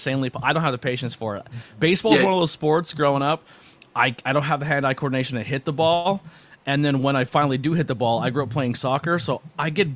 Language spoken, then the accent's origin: English; Pennsylvania, United States; I grew up in Pennsylvania